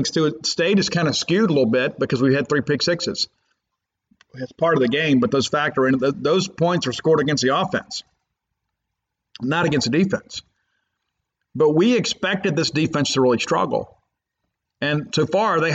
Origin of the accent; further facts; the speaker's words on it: Columbia, Mississippi, United States; moved away; I was in my hometown of Columbia, Mississippi on Tuesday